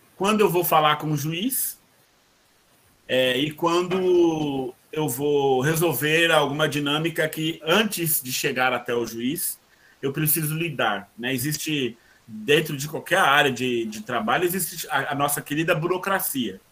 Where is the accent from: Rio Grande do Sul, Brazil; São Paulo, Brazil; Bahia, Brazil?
São Paulo, Brazil; also born or lived in Guarulhos; o hospital onde eu nasci ficava em Guarulhos, mas na verdade eu sempre morei aqui em São Miguel, né? Só nasci lá por uma questão de logística do. do do hospital, mas me criei